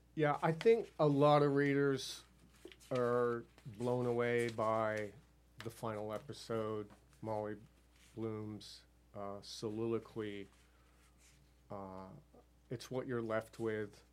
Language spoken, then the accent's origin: English; near Amherst, Massachusetts, United States; my hometown near Amherst, Massachusetts